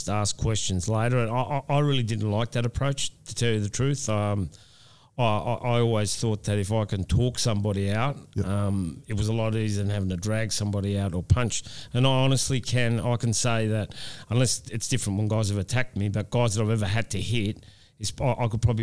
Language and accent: English; Australia; this is my hometown.